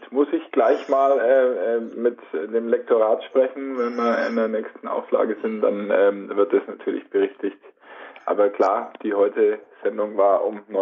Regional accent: Nuremberg, Bavaria, Germany; aber bei uns in Nürnberg gab es nur den BR und ansonsten ARD und ZDF

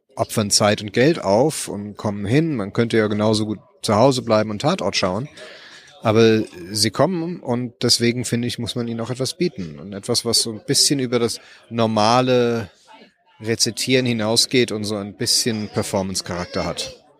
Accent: Germany; born or raised there; moved away as an adult; now in Los Angeles, United States

